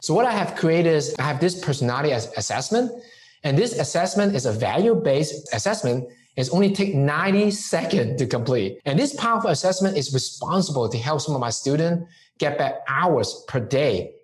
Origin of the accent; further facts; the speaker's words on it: Hong Kong; moved away; growing up in Hong Kong